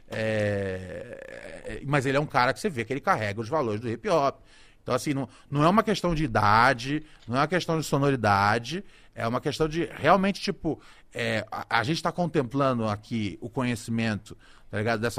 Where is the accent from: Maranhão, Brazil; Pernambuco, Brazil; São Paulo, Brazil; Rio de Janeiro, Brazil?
Rio de Janeiro, Brazil; born there; eu nasci no. Eu nasci no Complexo do Alemão, especificamente ali no Morro do Adeus.